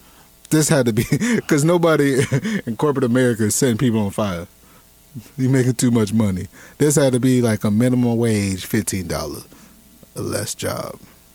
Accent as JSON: {"language": "English", "region": "Florida", "country": "United States", "said": "I mean, because I'm from Florida."}